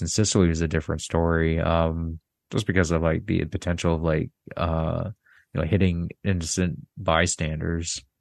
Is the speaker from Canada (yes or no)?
yes; Canada; I'm from Canada